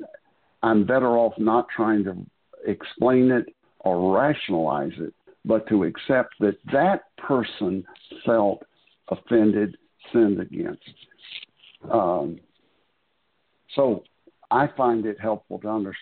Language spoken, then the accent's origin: English; the South, United States; I was born and raised in the South